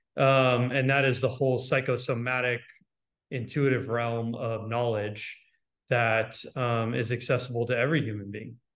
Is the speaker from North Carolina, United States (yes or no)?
no; Los Angeles, California, United States; I grew up in Los Angeles